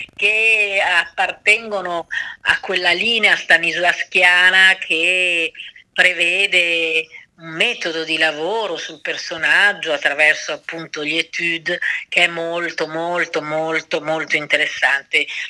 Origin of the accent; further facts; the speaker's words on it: Milan, Lombardy, Italy; moved away; io sono di Milano